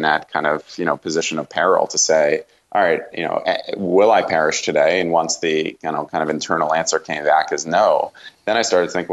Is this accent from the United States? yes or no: yes; Northeast, United States; I grew up in the Northeast